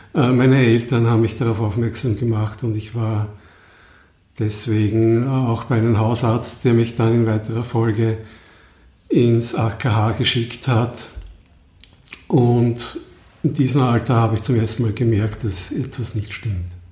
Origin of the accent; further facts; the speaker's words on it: Lower Austria, Austria; ich komme aus Niederösterreich